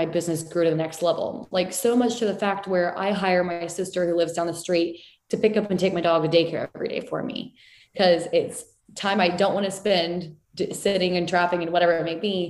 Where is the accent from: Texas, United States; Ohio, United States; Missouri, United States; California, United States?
Texas, United States; San Antonio; I was from San Antonio